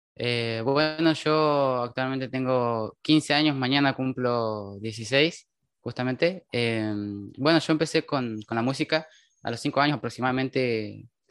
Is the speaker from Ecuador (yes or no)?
no; Cutral Có, Neuquén, Argentina; otra gente de acá de mi ciudad me fue apoyando